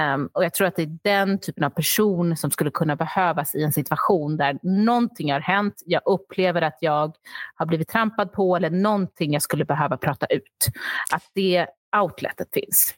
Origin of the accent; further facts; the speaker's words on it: Sweden; also born or lived in Australia; jag var och är svensk